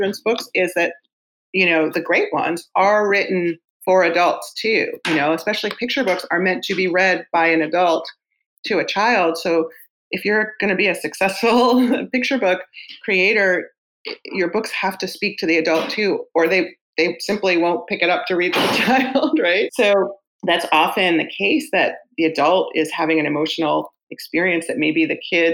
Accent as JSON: {"language": "English", "town": "New York City", "region": "New York", "country": "United States", "tie": "born or raised there", "said": "I grew up in Queens in a book loving house"}